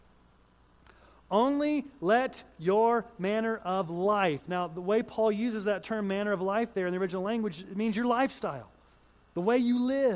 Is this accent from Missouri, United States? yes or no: yes; Kansas City, Missouri, United States; I was born in Kansas City, Missouri